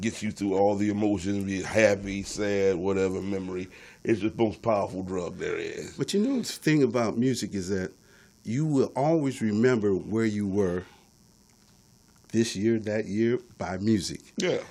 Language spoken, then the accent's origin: English; Detroit, Michigan, United States; I'm from Detroit, yeah. born and raised.